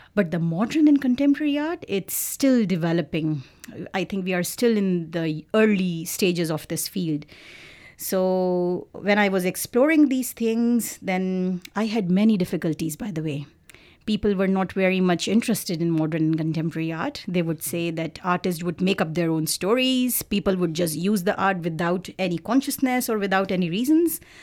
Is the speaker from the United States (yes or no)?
no; Pakistan; moved away as an adult; also born or lived in Karachi, Pakistan / London, United Kingdom; now in Victoria, Canada; I am originally from Pakistan